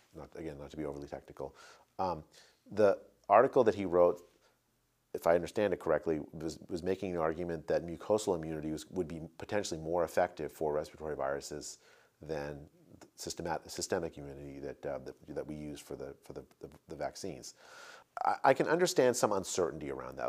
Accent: United States; As an American citizen

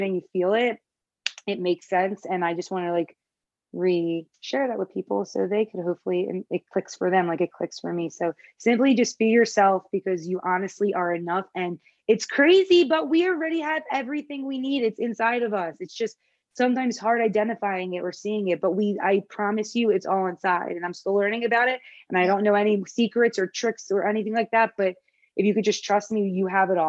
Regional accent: Philadelphia, Pennsylvania, United States; accent: Philly; now in Los Angeles, United States; I had that Philly accent. I talk with my accent

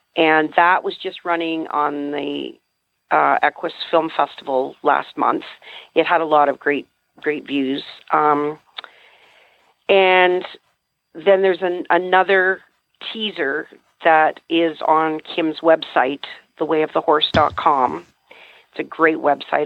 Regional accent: Canada; also born or lived in New Brunswick; I'm a Canadian, actually, so I live in New Brunswick in the Appalachians up here.

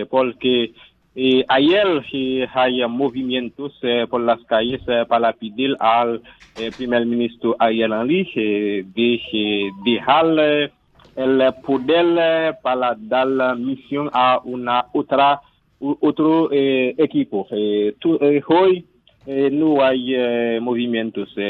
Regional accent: Haiti; soy de Haití ahora mismo

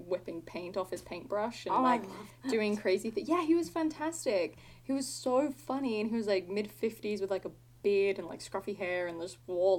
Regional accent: Melbourne, Victoria, Australia; accent: Aussie; I'm from Australia. Melbourne, like Melbs.

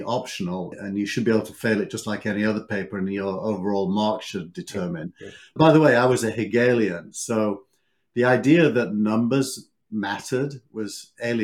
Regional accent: Scarborough, Yorkshire and the Humber, United Kingdom; now in Silicon Valley, United States; I grew up in the north of England in a beautiful town called Scarborough.

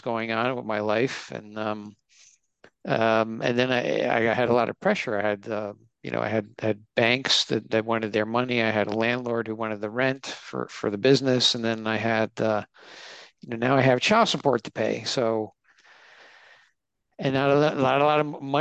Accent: New York, United States; I was born in in New York, and I'm first generation. I have two Italian parents

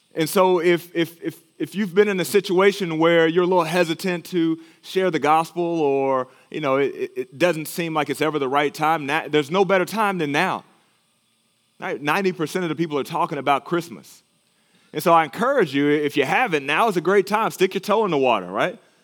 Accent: Texas, United States; moved away; my home state of Texas

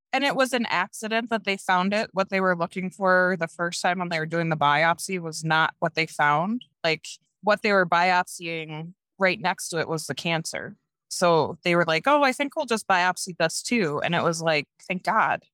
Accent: Norwich, New York, United States; moved away as an adult; also born or lived in Prescott, Arizona; now in Jackson, United States; I grew up in upstate New York in this little town called Norwich.

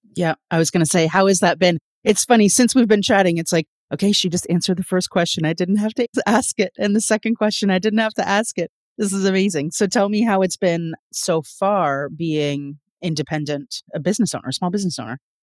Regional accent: Toronto, Ontario, Canada; I'm from Toronto, Canada

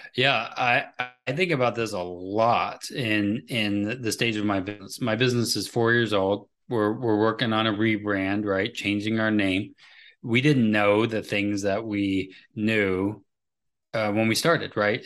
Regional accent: United States; I am an American

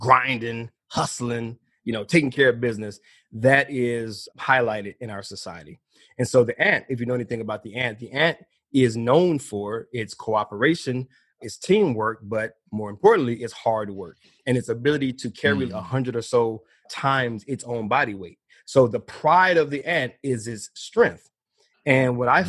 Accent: Midwest, United States; I'm from the Midwest

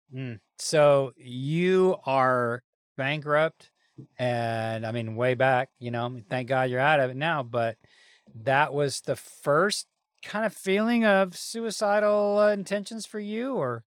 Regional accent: the South, United States; I'm Southern to the core

